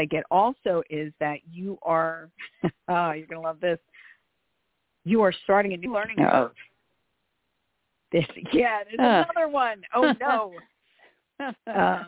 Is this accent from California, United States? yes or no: no; Philadelphia, Pennsylvania, United States; I am from Philly, so I speak rather quickly